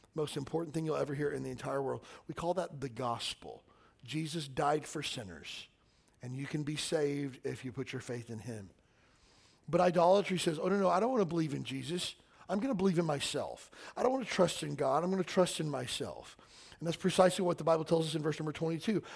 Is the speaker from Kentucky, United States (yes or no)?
yes; Kentucky, United States; I'm from Kentucky